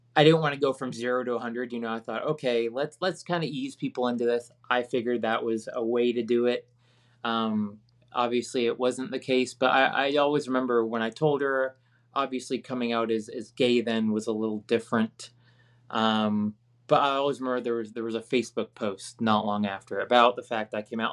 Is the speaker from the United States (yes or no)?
yes; Virginia, United States; where I grew up in Virginia